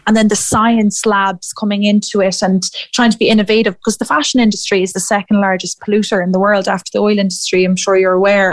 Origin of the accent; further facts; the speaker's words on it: Athlone, Leinster, Ireland; moved away as an adult; also born or lived in Edinburgh; I'm from Athlone myself